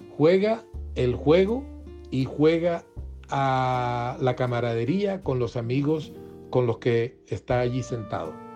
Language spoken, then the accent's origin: Spanish; Caribbean Region, Colombia; crecí viéndolo jugar en el Caribe, el Caribe del que soy oriundo